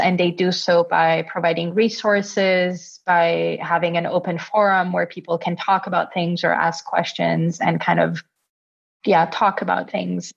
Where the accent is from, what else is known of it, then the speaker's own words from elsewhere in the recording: Italy; also born or lived in Austria; now in Berlin, Germany; I'm originally from Italy